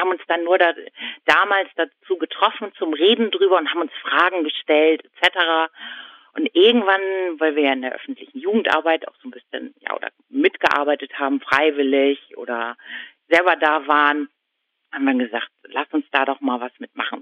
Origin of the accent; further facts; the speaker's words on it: Husum, Schleswig-Holstein, Germany; aus Nordfriesland, wo ich herkomme, da schneit es normalerweise nicht so viel